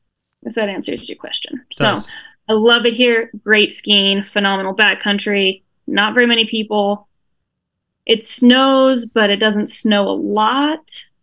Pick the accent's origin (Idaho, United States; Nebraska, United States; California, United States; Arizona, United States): Idaho, United States; Sun Valley; also born or lived in Salt Lake City, Utah; So born and raised in Sun Valley. I left for 12 years.